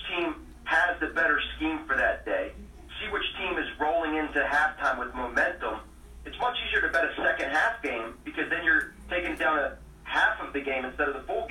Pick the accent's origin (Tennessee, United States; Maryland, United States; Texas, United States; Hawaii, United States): Maryland, United States; Baltimore; we're from Baltimore